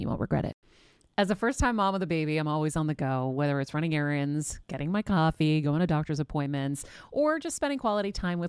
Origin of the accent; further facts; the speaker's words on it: Greece; first language Greek; English is a second language; moved away; Greek was my first language.